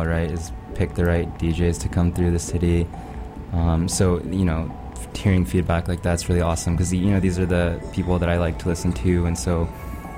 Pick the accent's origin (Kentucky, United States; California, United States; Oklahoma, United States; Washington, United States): California, United States; Los Angeles; also born or lived in New York; now in San Francisco, United States; I'm from Los Angeles